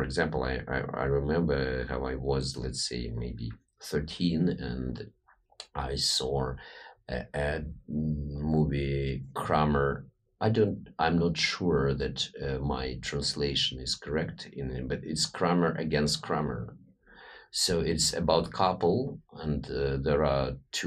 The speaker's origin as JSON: {"language": "English", "country": "Moldova", "tie": "born or raised there", "also_born_or_lived": "Russia / Canada / United States", "first_language": "Russian", "second_language": "English", "moved": "yes", "said": "I grew up in Moldova, so it was also a former Soviet Union."}